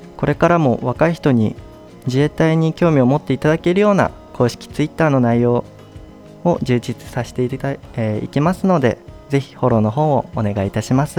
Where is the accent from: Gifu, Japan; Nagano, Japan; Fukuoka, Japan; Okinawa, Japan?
Nagano, Japan; moved away as an adult; now in Maizuru, Japan; 出身は長野県です